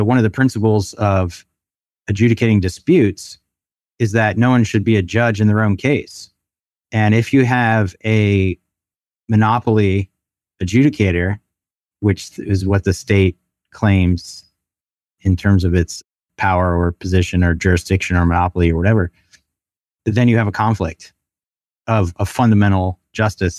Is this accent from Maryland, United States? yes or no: yes; Baltimore, Maryland, United States; moved away as an adult; also born or lived in Chattanooga / Canada / Amsterdam / Japan; I'm originally from Baltimore, grew up there for the most part